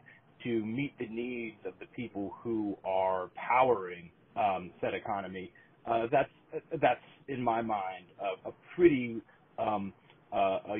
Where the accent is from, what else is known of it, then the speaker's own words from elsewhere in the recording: Virginia, United States; also born or lived in Madison, Wisconsin; now in New Hampshire, United States; I grew up in Virginia.